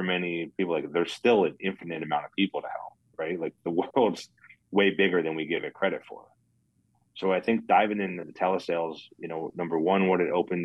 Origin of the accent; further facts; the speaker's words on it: Connecticut, United States; also born or lived in Florida; now in Dallas, United States; I grew up in Connecticut. I lived in Florida for a bunch of years. I've been in Dallas for 11 years now.